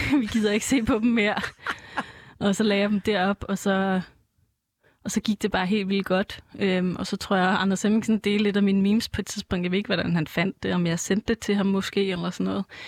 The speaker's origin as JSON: {"language": "Danish", "town": "Copenhagen", "region": "Capital Region of Denmark", "country": "Denmark", "said": "Jeg bor i København, og jeg er fra København"}